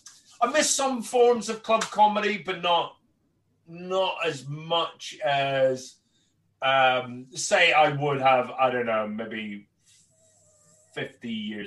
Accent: Northern Ireland, United Kingdom; I'm born and raised in Northern Ireland and my accent has changed over the years

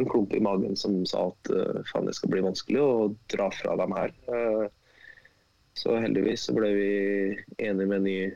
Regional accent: Trøndelag, Norway; ja, jeg, som trønder?

